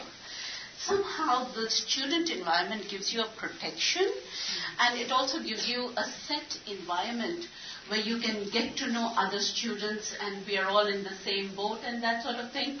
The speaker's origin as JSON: {"language": "English", "country": "Pakistan", "second_language": "English", "moved": "as an adult", "lives_now": "United States", "said": "Urdu, which is our national language"}